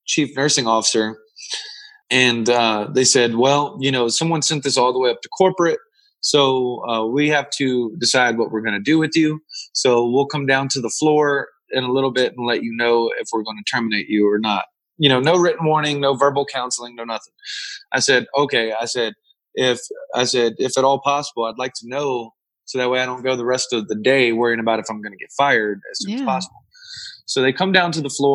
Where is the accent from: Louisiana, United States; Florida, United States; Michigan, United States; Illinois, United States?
Louisiana, United States; now in Arizona, United States; I live out in Arizona and I'm from Louisiana